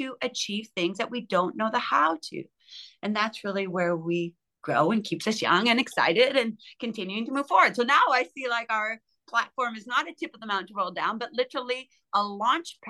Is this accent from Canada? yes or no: yes; Canada; I'm Canadian